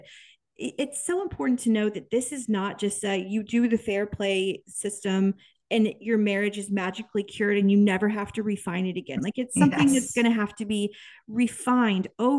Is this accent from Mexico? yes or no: no; Kansas, United States; born or raised there